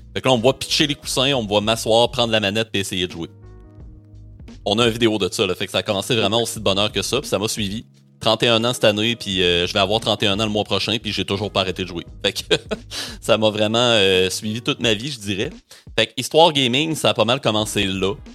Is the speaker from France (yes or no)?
no; Rimouski, Quebec, Canada; je suis originaire de Rimouski, euh, c'est ma ville natale, ma famille est encore là, mes amis d'enfance aussi